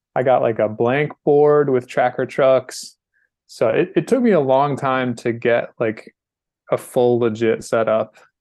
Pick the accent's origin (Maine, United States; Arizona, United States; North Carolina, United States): North Carolina, United States; I'm from North Carolina